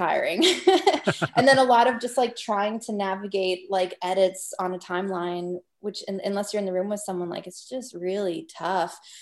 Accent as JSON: {"language": "English", "region": "Northwest Territories", "country": "Canada", "said": "I'm from the Northwest Territories."}